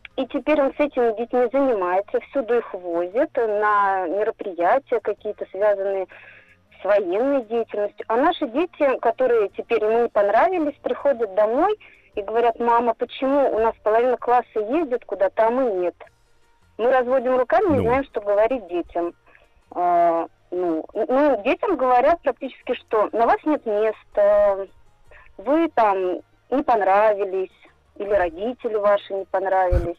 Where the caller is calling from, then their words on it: Moscow Oblast, Russia; Я звоню из Московской области.